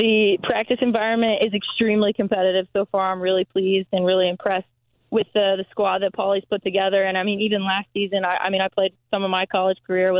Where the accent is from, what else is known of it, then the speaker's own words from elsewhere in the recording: Indianapolis, Indiana, United States; This is where I'm from. This is where I grew up since first – I think I've been living here since I was in first grade. I was born here.